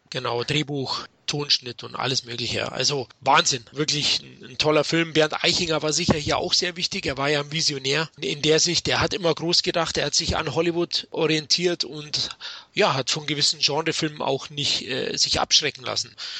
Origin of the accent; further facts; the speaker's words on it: Munich, Bavaria, Germany; ich bin ja aus München